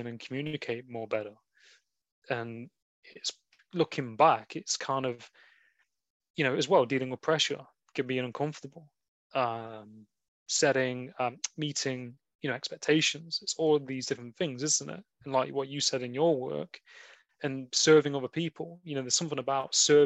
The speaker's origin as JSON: {"language": "English", "region": "England", "country": "United Kingdom", "said": "we're experiencing in England, like being British."}